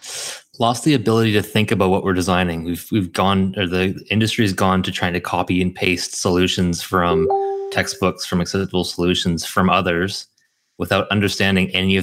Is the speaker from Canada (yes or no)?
yes; Vancouver, British Columbia, Canada; now in Auckland, New Zealand; I'm from Vancouver.